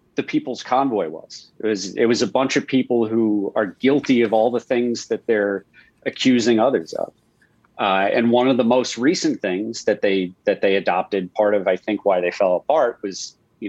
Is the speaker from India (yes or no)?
no; Long Island, New York, United States; in Long Island, like all my friends were, half my friends were Jewish. You know, if you were Christian, you were Irish or Italian. Like that was the tiny little world that I grew up in.